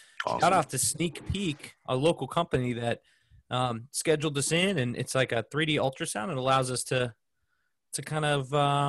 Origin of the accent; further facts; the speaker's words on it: Smithtown, New York, United States; also born or lived in East Coast; now in Indianapolis, United States; I was born in Smithtown Hospital in Long Island.